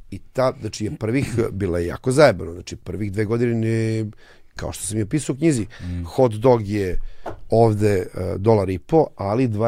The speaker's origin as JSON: {"language": "Croatian", "town": "Užice", "region": "Zlatibor District", "country": "Serbia", "also_born_or_lived": "Belgrade / Paris", "moved": "yes", "lives_now": "Los Angeles, United States", "said": "ja sam već došao iz Užica za Beograd"}